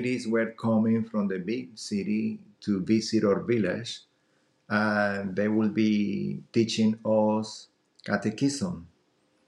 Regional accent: Colombia; now in United States; I'm originally from Colombia

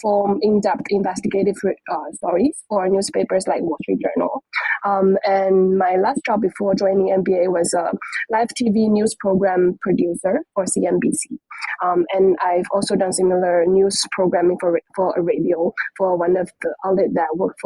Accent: Fujian, China; moved away as an adult; also born or lived in Sydney, Australia; I was born and raised in China, in this province called Fujian

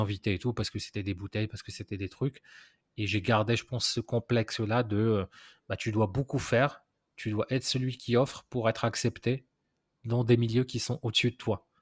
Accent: Morocco; j'ai grandi au Maroc

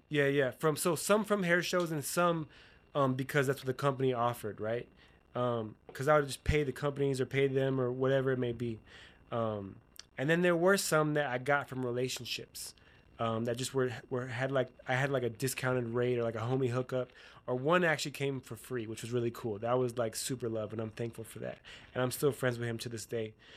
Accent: Utah, United States; I'm from Utah

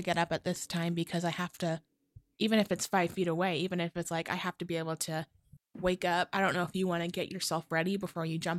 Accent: Arizona, United States; I am from Arizona, born and raised like a little baby.

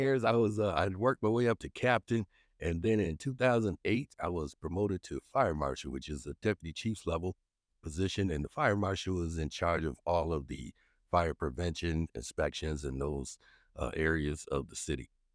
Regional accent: Minneapolis, Minnesota, United States; also born or lived in Saint Paul, Minnesota; we moved to North Minneapolis when I was, uh, probably just about one and a half, two years old. And so, being able to serve that community I grew up

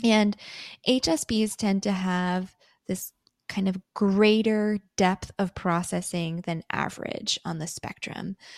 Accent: Canada; I'm born in Canada. I do identify as Canadian.

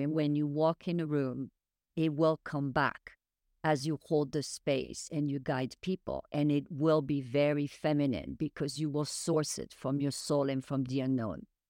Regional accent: France; moved away; I was raised in France

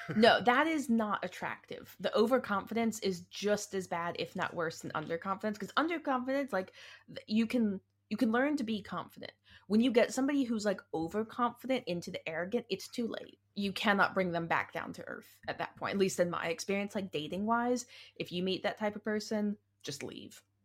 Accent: the South, United States; accent: southern; my southern accent

